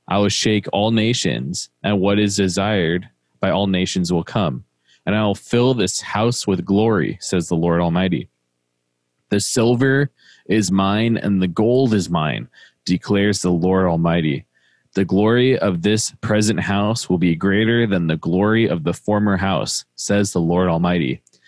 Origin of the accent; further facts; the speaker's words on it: Midwest, United States; accent: Midwest; a kick out of that because my Midwest accent comes out when I say that.